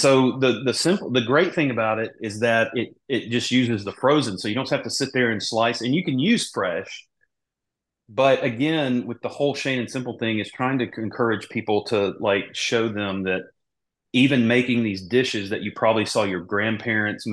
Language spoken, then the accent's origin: English; Mississippi, United States; moved away as an adult; also born or lived in Charlotte, North Carolina; growing up in Mississippi, like we use porks and everything, you know, we grew up eating green beans